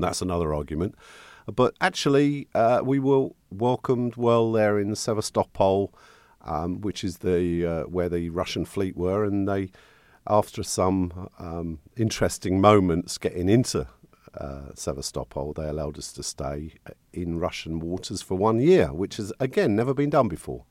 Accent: St Albans, East of England, United Kingdom; moved away; my hometown, Saint Albans.

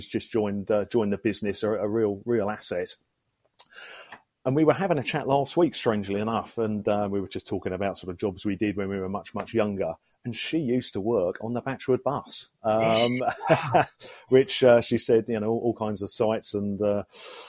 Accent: St Albans, East of England, United Kingdom; I was born at home in Butterfield Lane, you know, 44 years ago, and have lived here all my life ever since

